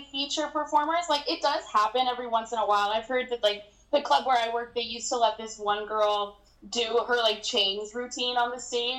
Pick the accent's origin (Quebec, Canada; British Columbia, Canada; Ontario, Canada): Quebec, Canada; Montreal; I'm from Montreal.